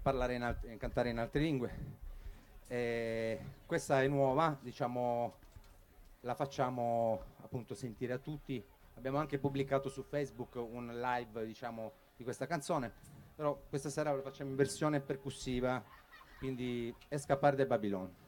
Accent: Bagnara Calabra, Calabria, Italy; moved away; il mio paese Bagnara Calabra

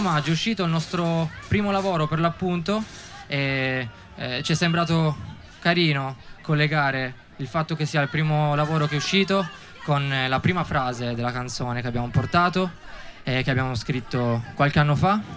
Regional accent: Settimo Torinese, Piedmont, Italy; also born or lived in Volpiano; noi siamo di settimo

